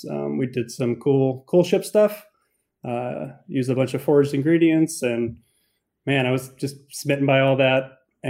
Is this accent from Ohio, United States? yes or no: yes; Cleveland, Ohio, United States; moved away; I grew up in Cleveland, Ohio